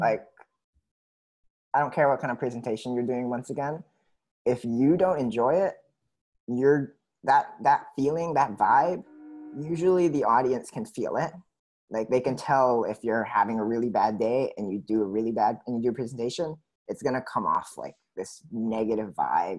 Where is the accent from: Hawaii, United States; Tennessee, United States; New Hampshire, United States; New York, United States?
Hawaii, United States; Oahu; And then growing up on Oahu